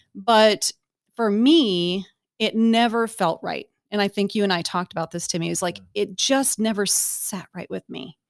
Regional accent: Bryan, Ohio, United States; moved away; Bryan, Ohio. So I'm, I'm from Ohio

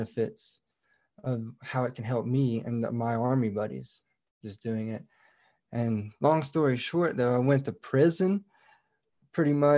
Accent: Southeast Tennessee, United States; moved away as an adult; So I grew up in Tennessee, Southeast Tennessee, in the base of the Appalachians.

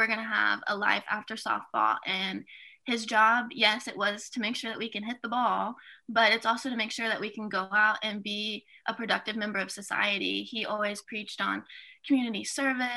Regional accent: Kansas City, Missouri, United States; I am actually from Kansas City. I live maybe 15, 20 minutes from the stadium

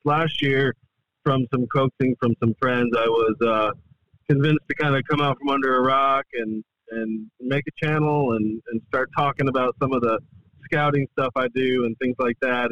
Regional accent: Adirondacks, upstate New York, United States; moved away as an adult; now in the Carolinas, United States; I moved here from upstate New York, born and raised in the Adirondacks

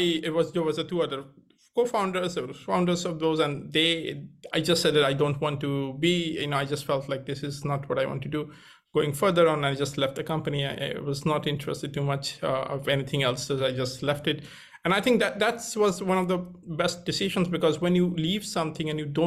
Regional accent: India; moved away as an adult; also born or lived in Cambridge; I grew up in India

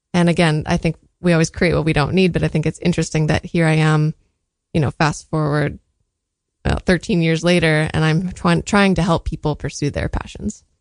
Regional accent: San Diego, California, United States; I was born in San Diego

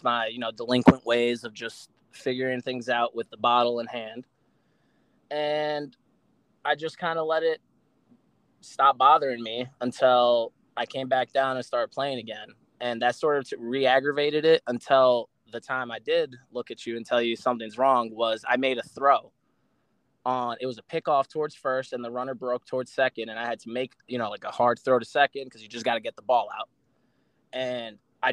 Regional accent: New York City, New York, United States; moved away as an adult; now in Florida, United States; I'm originally from the Bronx, in New York.

